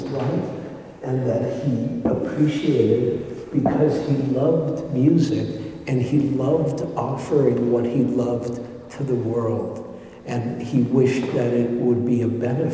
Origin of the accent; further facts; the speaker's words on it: Detroit, Michigan, United States; moved away; also born or lived in New York; when I grew up in Detroit